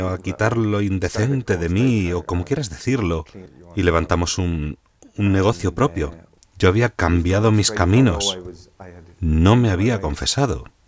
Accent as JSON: {"language": "Spanish", "town": "Dublin", "region": "Leinster", "country": "Ireland", "moved": "as an adult", "lives_now": "Roscommon, Ireland", "said": "vivo en Roscommon, en Irlanda, aunque soy de Dublín"}